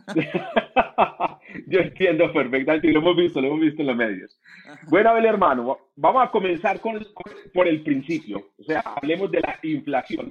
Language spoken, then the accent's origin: Spanish; Colombia; como decimos en Colombia